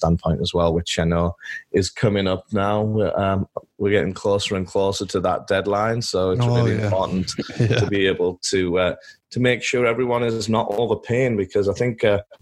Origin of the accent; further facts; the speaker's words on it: England, United Kingdom; moved away as an adult; now in Los Angeles, United States; I'm born and raised in England, where I spent all my childhood running around in fields with my dog